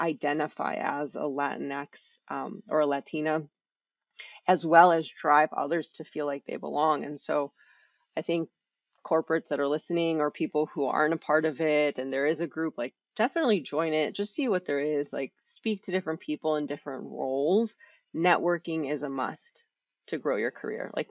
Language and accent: English; Wisconsin, United States; also born or lived in Miami, Florida; I grew up in Wisconsin